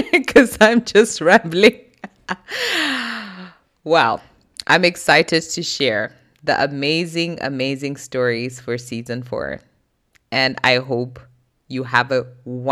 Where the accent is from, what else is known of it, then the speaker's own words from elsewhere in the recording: Zimbabwe; moved away as an adult; also born or lived in South Africa; now in Germany; I was born in Zimbabwe, born and raised most of my life.